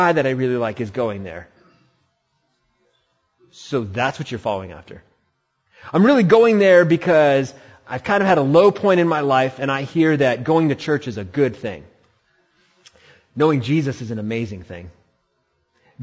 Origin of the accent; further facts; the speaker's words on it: India; now in Humboldt County, California, United States; I'm Indian